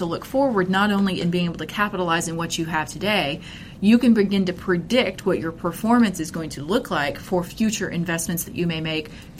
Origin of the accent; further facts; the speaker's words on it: Texas, United States; I grew up here in Texas